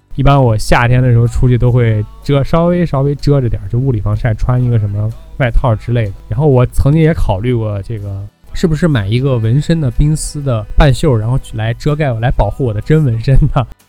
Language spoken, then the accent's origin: Chinese; China; 咱们都是中国人